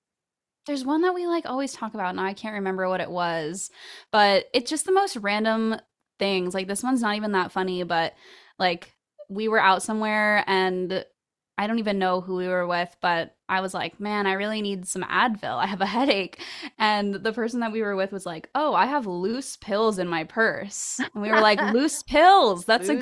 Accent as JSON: {"language": "English", "town": "Orlando", "region": "Florida", "country": "United States", "tie": "born or raised there", "said": "But yeah, growing up in Orlando, the music scene there, I feel like it was a small but very dedicated pool."}